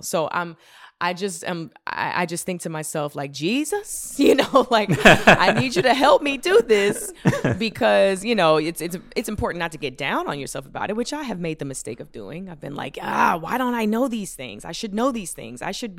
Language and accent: English; the South, United States; There were so many things I didn't know growing up in the South.